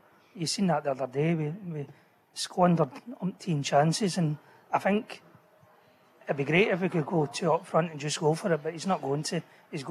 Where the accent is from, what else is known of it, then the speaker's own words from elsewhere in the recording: Scotland, United Kingdom; now in Airdrie, United Kingdom; we're Scottish.